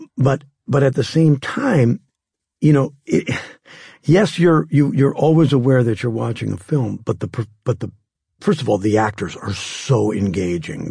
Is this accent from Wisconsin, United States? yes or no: yes; Green Bay, Wisconsin, United States; moved away; where I grew up in Green Bay, it was a, at that time, a town of maybe sixty-five thousand people.